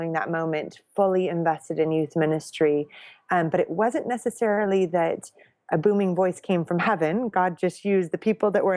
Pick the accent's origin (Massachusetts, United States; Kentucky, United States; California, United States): California, United States; moved away as an adult; also born or lived in Orange County, California; now in United Kingdom; I'm originally from California